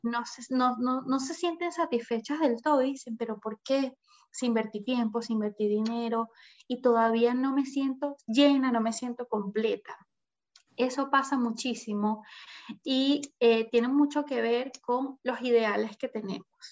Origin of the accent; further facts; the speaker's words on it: Caracas, Capital District, Venezuela; moved away as an adult; now in Chile; soy venezolana, viví siempre en Venezuela, en Caracas, a los 21 años me vengo a Chile